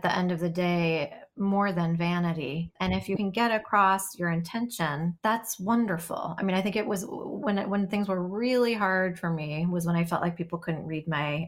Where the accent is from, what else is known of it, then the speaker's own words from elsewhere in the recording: Chicago, Illinois, United States; also born or lived in Los Angeles; now in Brooklyn, United States; I'm from Chicago